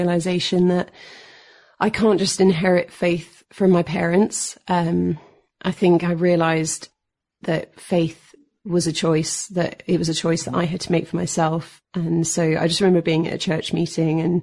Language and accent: English; London, United Kingdom; moved away as an adult; I'm born and raised in London, UK